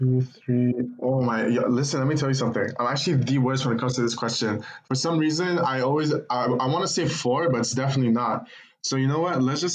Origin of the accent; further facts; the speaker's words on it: Lebanon; now in Toronto, Canada; And I am originally from Lebanon, and I'm here in Toronto right now, living the dream.